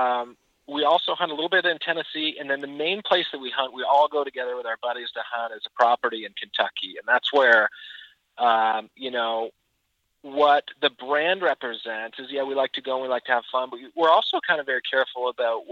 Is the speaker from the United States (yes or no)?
no; Peterborough, Ontario, Canada; my brother and I are two of the three partners, and we're originally from Peterborough, Ontario, Canada